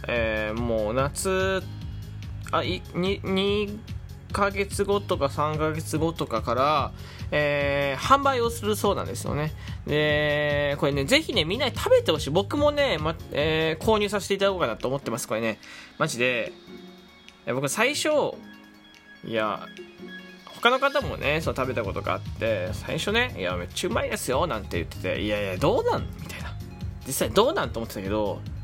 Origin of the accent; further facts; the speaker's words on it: Fukuoka, Japan; 僕福岡の人間なんですけど